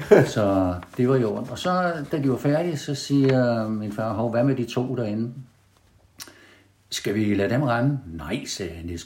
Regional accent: Copenhagen, Capital Region of Denmark, Denmark; accent: Copenhagen; moved away as an adult; also born or lived in Tønder; now in Haderslev, Denmark; Jeg er københavner. Jeg er ja. født på Østerbro den 14. 10. 1939.

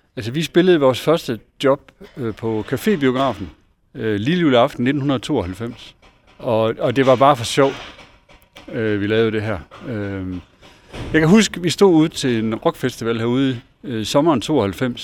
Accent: Esbjerg, Southern Denmark, Denmark; moved away; vi kommer her fra Esbjerg

